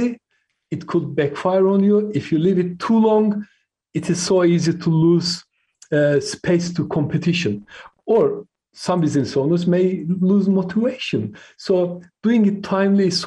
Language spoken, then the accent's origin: English; Turkey; first language Turkish; English is a second language; moved away as an adult; now in United Kingdom; I came to UK when I was 18, so I lived longer in the UK than I lived in my home country, Turkey.